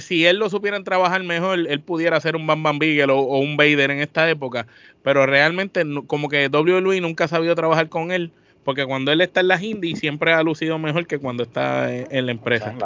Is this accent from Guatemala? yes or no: no; Puerto Rico